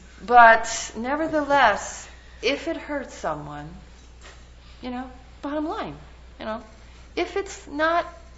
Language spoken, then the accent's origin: English; New York, United States; Hey, I'm just from New York, you know? And even though I've lost my accent, you know, I'm proud of it, you know, and I don't have an issue.